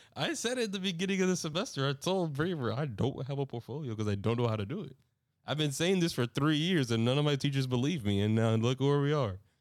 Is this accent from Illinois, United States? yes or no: no; New York, United States; I'm a New Yorker